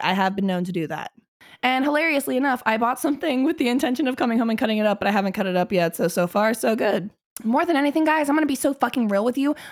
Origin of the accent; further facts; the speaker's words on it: Cincinnati, Ohio, United States; I grew up in Cincinnati